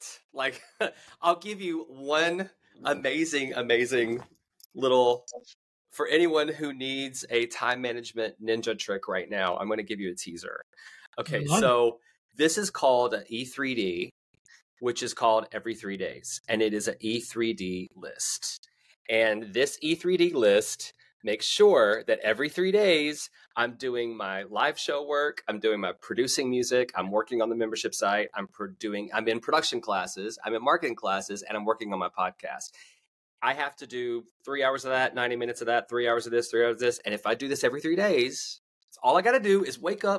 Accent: United States; moved away; one of my shows in my hometown, because I started adding my hometown to my tour schedule

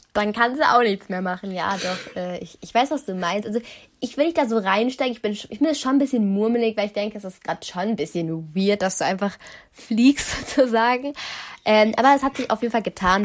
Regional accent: Germany; ich wohne da seit immer, schon immer

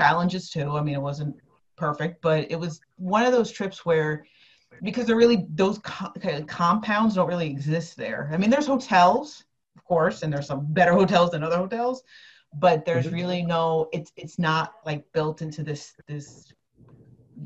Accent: New Jersey, United States; I'm from North Jersey

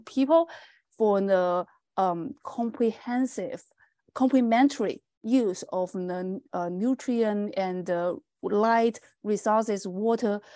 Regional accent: China; moved away as an adult; also born or lived in Nova Scotia, Canada / Saskatchewan, Canada; now in Canada; I'm from China, and I finished my bachelor degree from Fujian Agriculture and Forestry University in China.

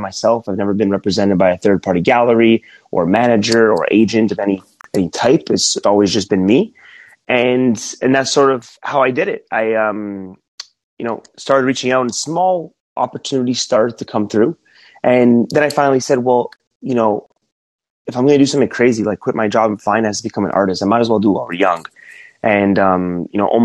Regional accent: Toronto, Ontario, Canada; moved away as an adult; also born or lived in Alabama; I'm from Toronto, Canada

